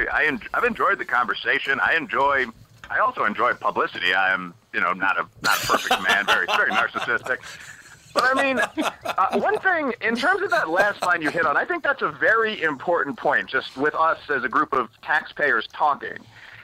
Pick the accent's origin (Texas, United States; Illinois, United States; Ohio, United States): Illinois, United States; Chicago; as I've mentioned, I'm from Chicago. People joke about my old neighborhood having sort of urban mob affiliations, although it doesn't anymore.